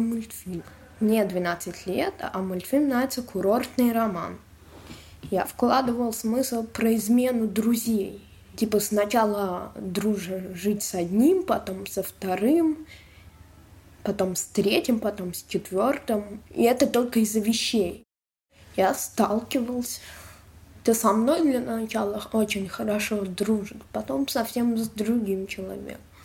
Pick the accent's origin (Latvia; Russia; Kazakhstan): Russia; Moscow; я из Москвы